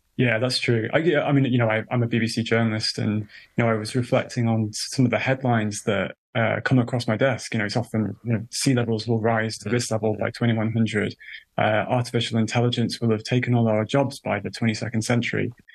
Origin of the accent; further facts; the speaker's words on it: United Kingdom; accent: British; I'm a, a British person, you probably could tell from my accent